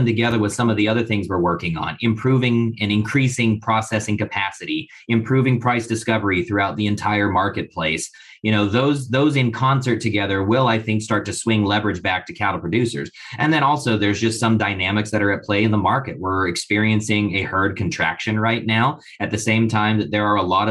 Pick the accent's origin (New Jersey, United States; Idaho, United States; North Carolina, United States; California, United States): Idaho, United States; I'm from Idaho, which is in the West, very arid, very, very drought stricken